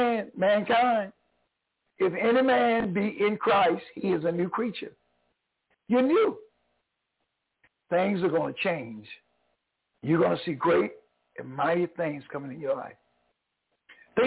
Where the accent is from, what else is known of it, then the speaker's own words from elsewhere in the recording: North Carolina, United States; moved away; also born or lived in New York; I'm originally from North Carolina. I'm a Tar Heel